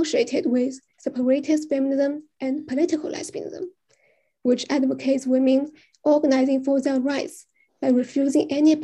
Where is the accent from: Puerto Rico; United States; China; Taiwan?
China; I'm from China